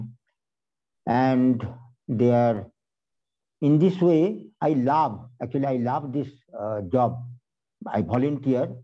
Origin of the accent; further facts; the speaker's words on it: West Bengal, India; from West Bengal